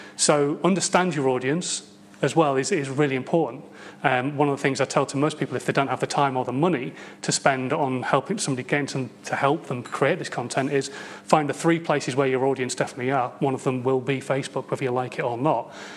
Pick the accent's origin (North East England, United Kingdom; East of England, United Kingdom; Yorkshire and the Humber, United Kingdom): Yorkshire and the Humber, United Kingdom; Hull; moved away; I come from Hull